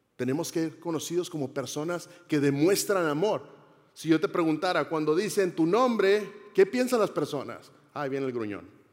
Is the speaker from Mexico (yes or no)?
yes; Monterrey, Nuevo León, Mexico; yo soy mexicano, soy de la ciudad de Monterrey, Nuevo León.